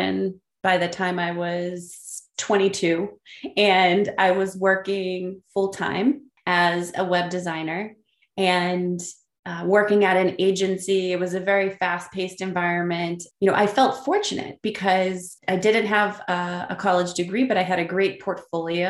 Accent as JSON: {"language": "English", "town": "Burlington", "region": "Massachusetts", "country": "United States", "tie": "born or raised there", "said": "I grew up in Burlington, Massachusetts"}